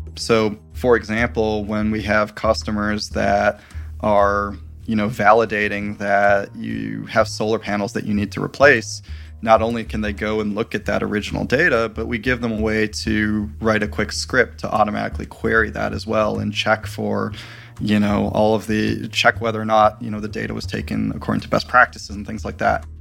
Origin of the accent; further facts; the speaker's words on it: Michigan, United States; growing up in Michigan